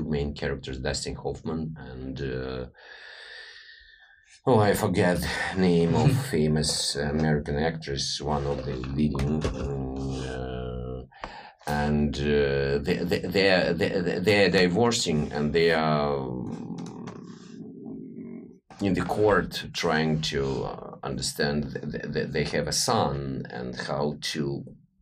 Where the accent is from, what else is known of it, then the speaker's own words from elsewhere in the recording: Moldova; first language Russian; English is a second language; moved away; also born or lived in Russia / Canada / United States; I grew up in Moldova, so it was also a former Soviet Union.